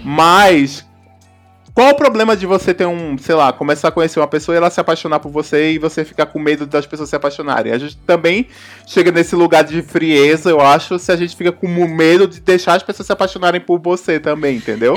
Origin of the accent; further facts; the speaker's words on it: Northeast Region, Brazil; moved away; eu não sou sudestina, eu sou do Nordeste também. Então quando eu me mudei do Nordeste para cá